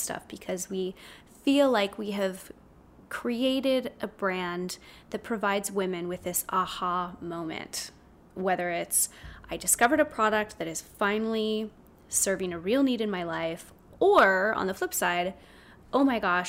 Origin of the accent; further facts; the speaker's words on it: South Orange County, California, United States; I grew up in South Orange County, a total normal kid, normal life